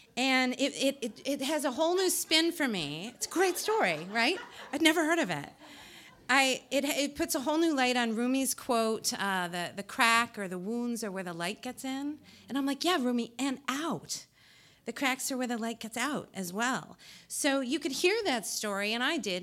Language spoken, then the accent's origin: English; New Jersey, United States; I'm from New Jersey